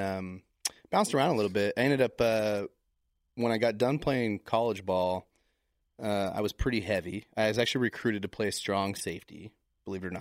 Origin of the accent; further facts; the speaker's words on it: Tacoma, Washington, United States; moved away; also born or lived in Vermont; I was born in Tacoma, Washington